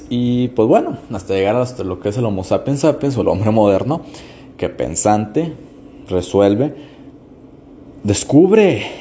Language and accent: Spanish; Mexico; yo soy de México, entonces este, en México tenemos muchas locaciones donde las pinturas rupestres todos alaban a cosas que caen del cielo, dioses.